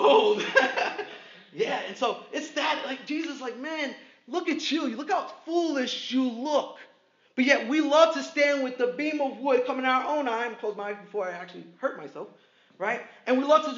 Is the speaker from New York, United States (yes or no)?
yes; New York City, New York, United States; I'm from Brooklyn